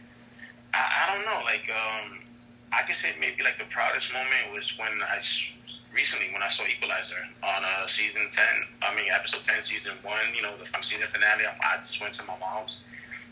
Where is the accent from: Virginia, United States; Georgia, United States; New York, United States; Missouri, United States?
New York, United States; New York City; Originally from New York City, born and raised still here in the Big Apple